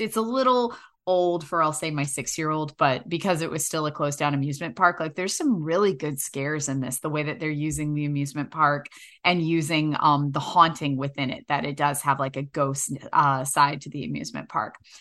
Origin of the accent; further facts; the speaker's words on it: New York City, New York, United States; moved away as an adult; also born or lived in North Hollywood, Los Angeles; now in Los Angeles, United States; I'm from New York City